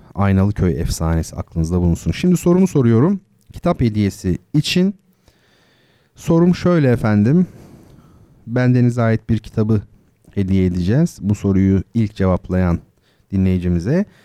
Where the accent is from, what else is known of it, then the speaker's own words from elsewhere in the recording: İzmir, Turkey; Karşıyaka'da, İzmir Karşıyaka'da oralıyım ben.